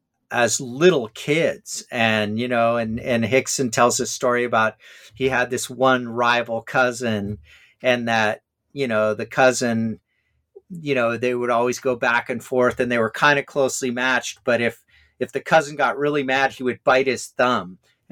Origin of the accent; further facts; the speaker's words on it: Hawaii, United States; I'm sure like me growing up in Hawaii, as you did, you were playing 3 sports a year.